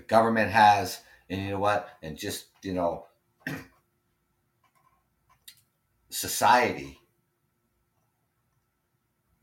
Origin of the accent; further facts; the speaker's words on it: Ontario, Canada; I'm Canadian. And we live next door to you.